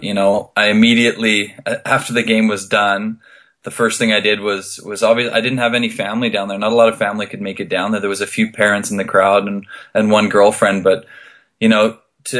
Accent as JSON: {"language": "English", "area": "West Coast of Canada", "region": "British Columbia", "country": "Canada", "said": "I'm from the West Coast"}